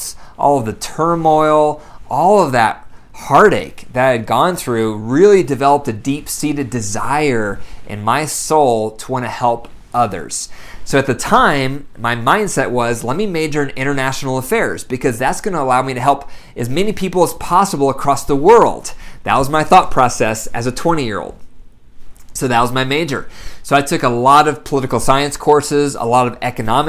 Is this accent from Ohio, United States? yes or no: yes; Bryan, Ohio, United States; I was born in Bryan, Ohio. Very small town up in the northwest corner of Ohio, next to Indiana, next to Michigan